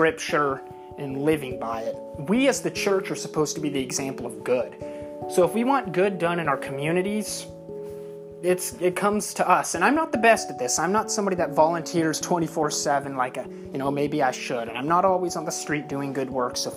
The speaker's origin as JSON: {"language": "English", "country": "United States"}